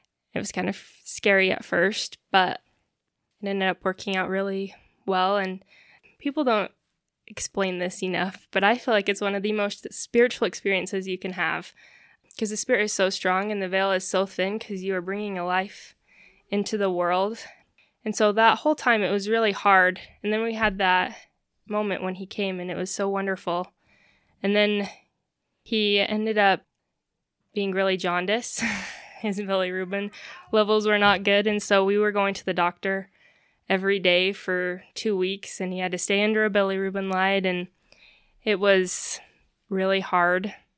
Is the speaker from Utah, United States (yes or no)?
yes; Logan, Utah, United States; also born or lived in Billings, Montana; I was born in Logan, Utah, and my family moved around Utah quite a bit. And then my junior year of high school, we moved to Billings, Montana, and I ended up graduating from there.